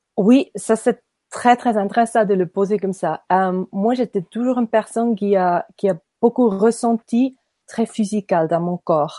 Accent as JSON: {"language": "French", "region": "Nidwalden", "country": "Switzerland", "tie": "born or raised there", "also_born_or_lived": "Ireland / French-speaking Switzerland", "second_language": "French", "moved": "as an adult", "said": "je suis née à Nidwalden. C'est un petit village, euh, un petit canton en Suisse, au milieu du Suisse. Et puis, euh, je suis grandie à Nidwalden aussi"}